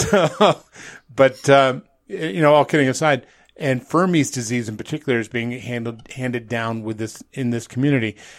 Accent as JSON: {"language": "English", "area": "outside of Albany", "region": "New York", "country": "United States", "tie": "born or raised there", "also_born_or_lived": "Manhattan, New York", "moved": "yes", "said": "growing up outside of Albany, New York"}